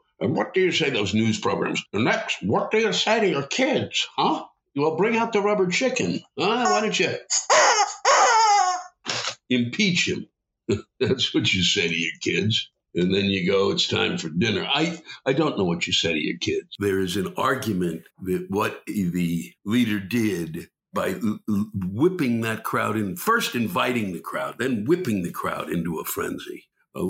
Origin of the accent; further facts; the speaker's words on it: Silver Spring, Maryland, United States; also born or lived in Washington, D.C.; I was born and raised in Silver Spring.